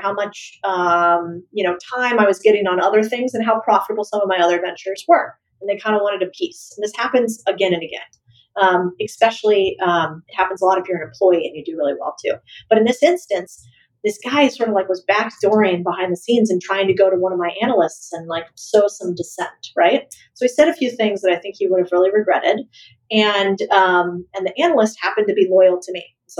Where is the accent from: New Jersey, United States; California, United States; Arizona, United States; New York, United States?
Arizona, United States; moved away; also born or lived in El Paso, Texas; we grew up in Arizona